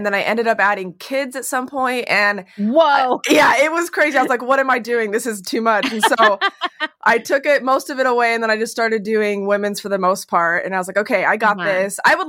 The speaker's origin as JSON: {"language": "English", "region": "Utah", "country": "United States", "tie": "born or raised there", "moved": "yes", "lives_now": "Phoenix, United States", "said": "I grew up in Utah. And when I moved here"}